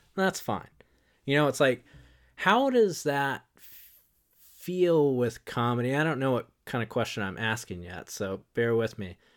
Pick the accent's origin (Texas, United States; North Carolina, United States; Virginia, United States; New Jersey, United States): North Carolina, United States; Wilmington; I grew up in, uh, Wilmington, North Carolina